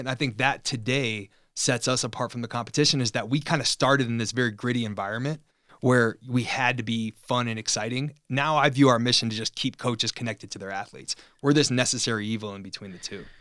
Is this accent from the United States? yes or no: yes; Chicago, Illinois, United States; moved away; also born or lived in California; We're both from Chicago, so we just became buddies being two Chicago, um, guys in, in California.